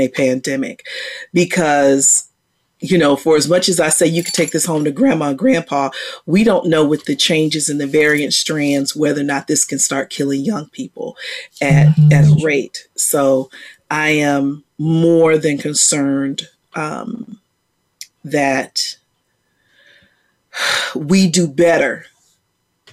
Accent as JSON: {"language": "English", "region": "Virginia", "country": "United States", "tie": "born or raised there", "moved": "yes", "lives_now": "Texas, United States", "said": "I grew up in Virginia."}